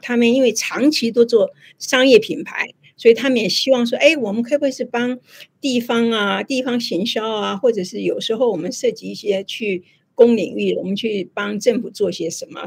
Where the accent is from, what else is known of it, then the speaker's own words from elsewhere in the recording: Tainan, Taiwan; 我台南人呐